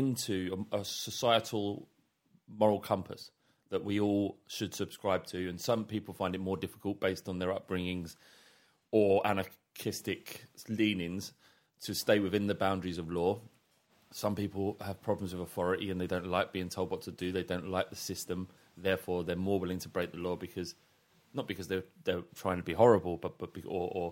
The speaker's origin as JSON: {"language": "English", "region": "London", "country": "United Kingdom", "tie": "born or raised there", "said": "growing up in London, in North London"}